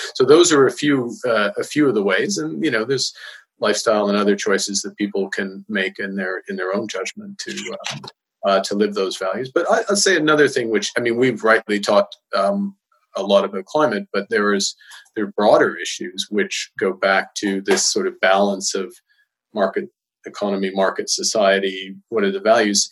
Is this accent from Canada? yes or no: yes; Edmonton, Alberta, Canada; growing up in Edmonton